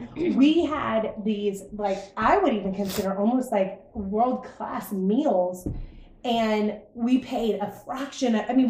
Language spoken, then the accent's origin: English; United States; we're from the United States.